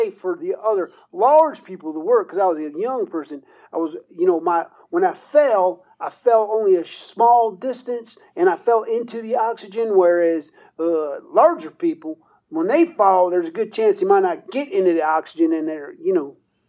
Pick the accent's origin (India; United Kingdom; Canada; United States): United States; DuPont, West Virginia; I'm from DuPont, West Virginia.